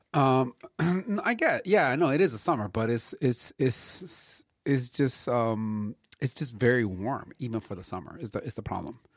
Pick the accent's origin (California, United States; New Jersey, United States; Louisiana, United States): California, United States; Los Angeles; growing up in L A and seeing the amount of smog that was here in the eighties